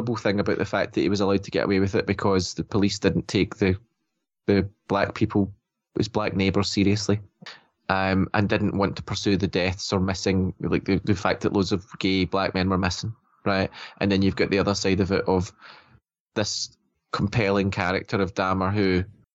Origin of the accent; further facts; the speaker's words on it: Scotland, United Kingdom; obviously we're Scottish, right? So we live in a different country